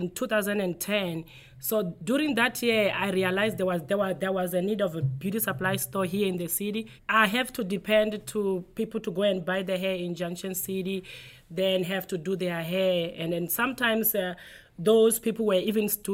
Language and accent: English; South Africa; moved away as an adult; now in United States; I am originally from South Africa